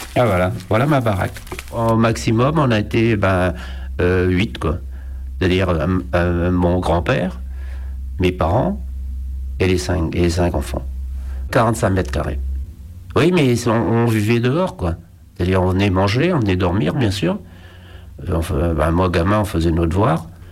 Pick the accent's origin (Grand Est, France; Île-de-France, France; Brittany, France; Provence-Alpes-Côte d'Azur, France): Brittany, France; Brest; Je suis né à Brest en août 1940.